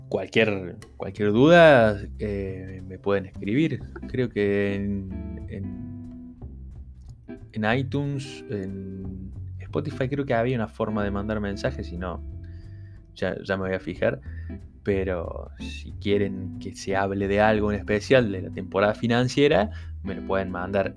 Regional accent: Argentina; somos de Argentina

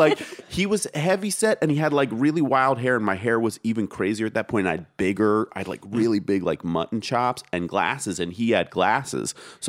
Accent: Pennsylvania, United States; now in New York City, United States; and I'm coming there from Pennsylvania

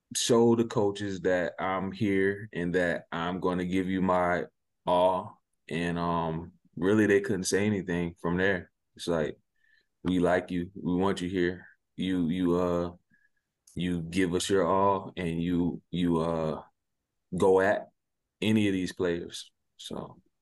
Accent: Sumter, South Carolina, United States; also born or lived in near Pittsburgh, Pennsylvania; I'm from Sumter, South Carolina

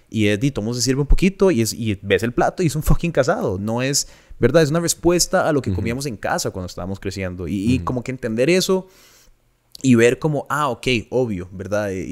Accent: Costa Rica; crecimos en Costa Rica.

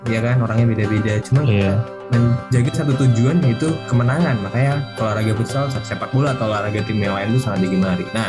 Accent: Jakarta, Indonesia; Tadinya gua dari Jakarta, hingga pinggir Jakarta, sekarang gua harus pindah ke kota

